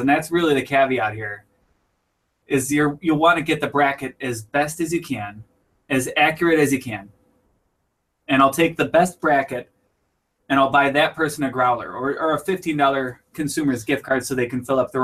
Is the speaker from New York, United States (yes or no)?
yes; Buffalo, New York, United States; we're from Buffalo